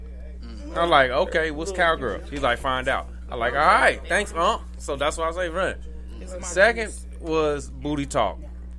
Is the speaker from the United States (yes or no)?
yes; United States; I grew up in North County, in Sierra Vista apartments.